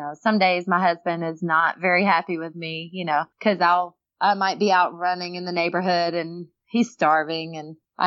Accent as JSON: {"language": "English", "region": "Alabama", "country": "United States", "said": "I was from Alabama"}